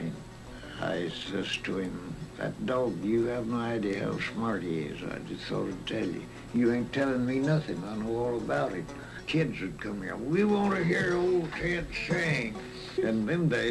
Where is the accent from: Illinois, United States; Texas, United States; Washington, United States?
Texas, United States; Kaufman County; moved away as an adult; now in California, United States; I was born in Kaufman County, Texas